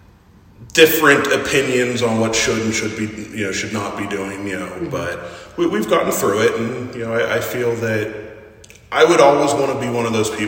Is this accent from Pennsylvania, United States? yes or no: yes; Freeport, Pennsylvania, United States; actually born and raised in the Freeport area. 2002 graduate of Freeport Area School District